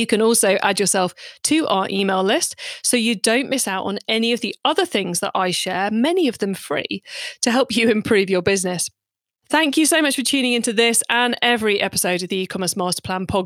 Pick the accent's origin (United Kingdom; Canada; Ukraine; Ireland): United Kingdom; I'm British